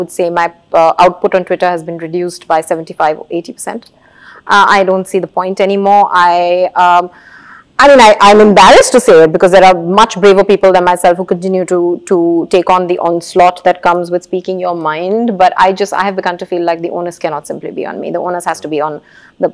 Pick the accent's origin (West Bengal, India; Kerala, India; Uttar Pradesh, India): West Bengal, India; Kolkata; I grew up in Calcutta